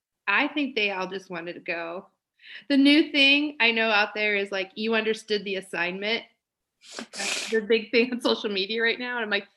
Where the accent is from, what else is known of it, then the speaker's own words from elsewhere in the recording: Iowa, United States; I'm from Iowa.